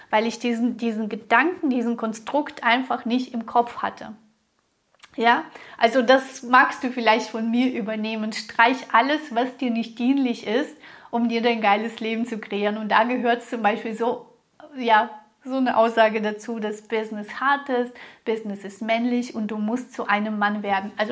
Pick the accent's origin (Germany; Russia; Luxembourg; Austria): Russia; born there; ich wurde in Russland geboren, in einer ja schon intellektuellen Familie, aber wir hatten gar kein Geld. Ich weiß noch, wie es war, in den Geschäften anzustehen, um 250 Grad Butter zu bekommen.